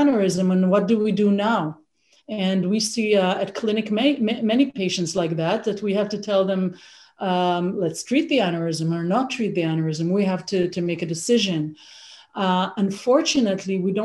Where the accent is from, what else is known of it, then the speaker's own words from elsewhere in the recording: Israel; moved away as an adult; also born or lived in Toronto, Canada; now in Canada; I grew up in Israel. I studied medicine in Israel, and I did my residency over there